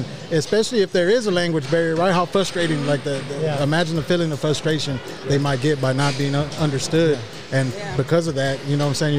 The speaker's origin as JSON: {"language": "English", "town": "Houston", "region": "Texas", "country": "United States", "tie": "born or raised there", "said": "we grew up in Denver Harbor, right, at my grandma's house."}